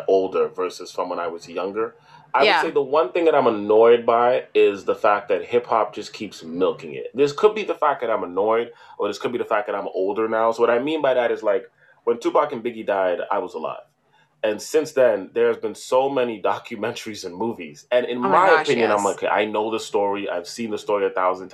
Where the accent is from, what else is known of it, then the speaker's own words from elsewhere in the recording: Toronto, Ontario, Canada; growing up in Toronto in a Caribbean diaspora